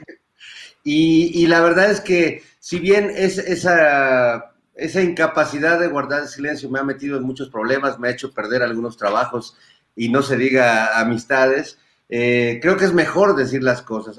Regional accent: Mexico; somos los mexicanos

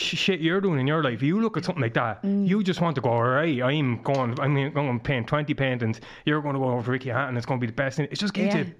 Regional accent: Killenard, Leinster, Ireland; So I grew up in Killinarve, which is a small village.

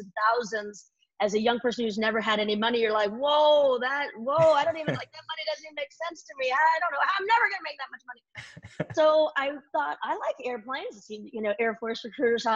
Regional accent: right outside of San Francisco, Northern California, United States; I was born and raised in Northern California, right outside of San Francisco here

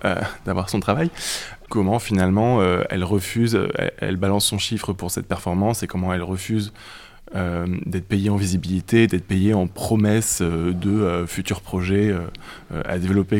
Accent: Grenoble countryside, Auvergne-Rhône-Alpes, France; j'ai grandi dans la campagne grenobloise

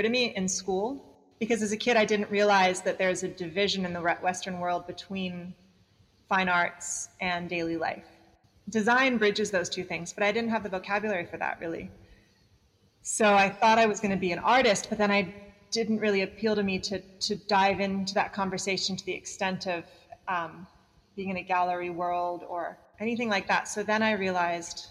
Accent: Bali, Indonesia; I grew up in Bali

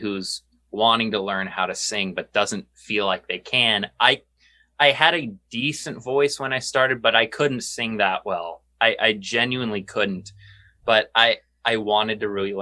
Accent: San Antonio, Texas, United States; also born or lived in Duluth, Minnesota; Me and Josh are from San Antonio, Texas. And we were both born in Duluth, Minnesota, but very young age, we moved to San Antonio

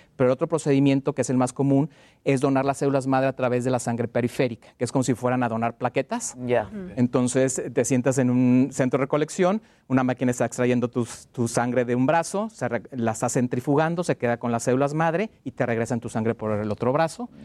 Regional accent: Mexico

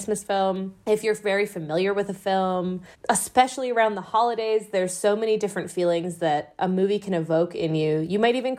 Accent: Midwest, United States; I grew up in the Midwest

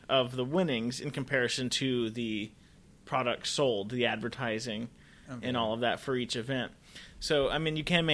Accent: Los Angeles, California, United States; I'm a young Jew from Los Angeles, born and raised

